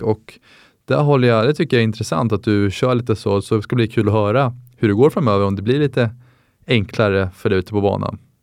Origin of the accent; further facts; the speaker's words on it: Täby, Stockholm County, Sweden; 24 år gammal från Täby